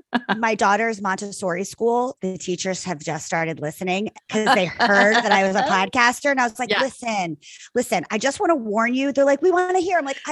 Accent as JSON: {"language": "English", "region": "New Jersey", "country": "United States", "also_born_or_lived": "New York / Los Angeles", "moved": "as an adult", "said": "So I'm like a from Jersey girl. Then I moved to this New York for 25 years."}